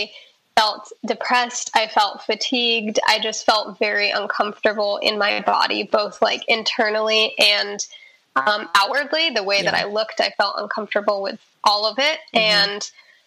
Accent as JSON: {"language": "English", "town": "Newtown", "region": "Connecticut", "country": "United States", "tie": "born or raised there", "said": "I was born in Newtown, Connecticut"}